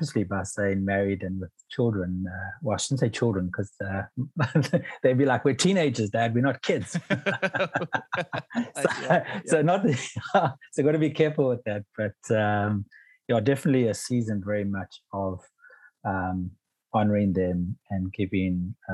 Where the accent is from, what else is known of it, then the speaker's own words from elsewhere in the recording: Pietermaritzburg, KwaZulu-Natal, South Africa; I grew up in Pietermaritzburg in KwaZulu-Natal